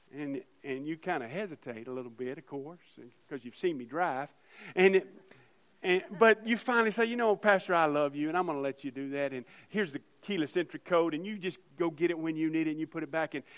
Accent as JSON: {"language": "English", "country": "United States", "said": "as American Christians"}